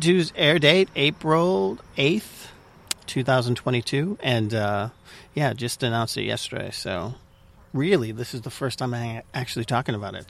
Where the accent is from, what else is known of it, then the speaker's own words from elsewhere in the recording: Malden, Massachusetts, United States; moved away as an adult; also born or lived in San Francisco; I grew up in Malden, Massachusetts